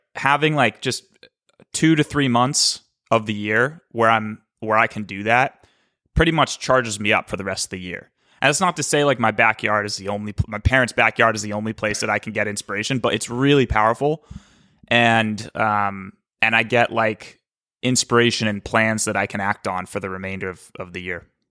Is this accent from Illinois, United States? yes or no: no; Cape Cod, Massachusetts, United States; also born or lived in Boston; I was born in Boston. And when I was five, my dad moved us to Cape Cod